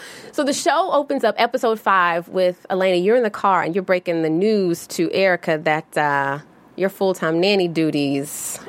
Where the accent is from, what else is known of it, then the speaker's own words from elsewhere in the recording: the South, United States; I'm from the South.